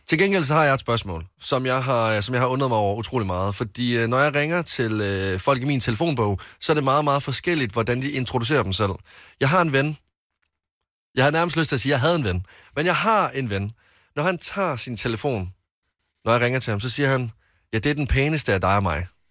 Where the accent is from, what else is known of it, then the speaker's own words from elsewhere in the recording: West Jutland, Denmark; moved away; en kro, vi har hjemme i Vestjylland